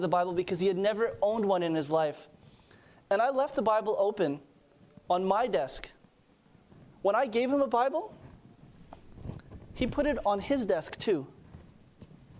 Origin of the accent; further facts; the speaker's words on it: Montreal, Quebec, Canada; moved away; I'm from Montreal.